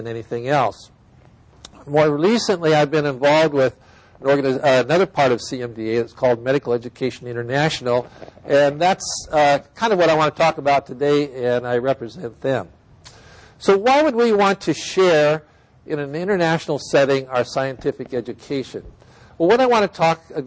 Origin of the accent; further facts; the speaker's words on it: Iowa, United States; moved away; I'm from Iowa originally. I grew up on a farm